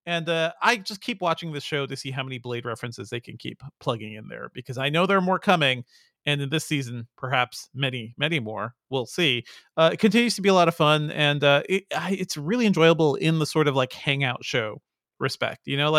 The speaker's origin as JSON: {"language": "English", "country": "Guyana", "tie": "born there", "said": "I was born in Guyana."}